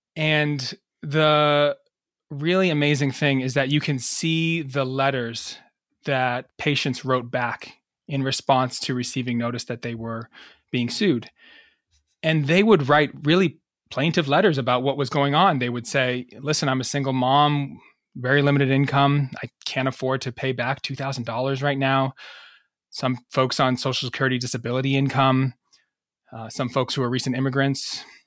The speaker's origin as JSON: {"language": "English", "country": "United States", "tie": "born or raised there", "also_born_or_lived": "Massachusetts / New York", "moved": "yes", "lives_now": "Rhode Island, United States", "said": "I grew up in Massachusetts and New York."}